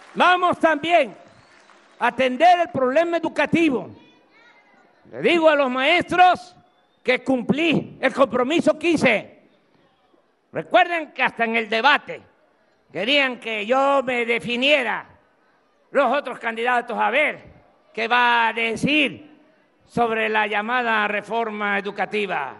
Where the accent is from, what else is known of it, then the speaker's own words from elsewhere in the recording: Tabasco, Mexico; accent: Tabasco speech (drops/adds s); moved away; also born or lived in Mexico City; allá en México a veces se burlan cómo hablo, que me como las heces, que las digo de más. Me da mucho orgullo el habla de mi pueblo.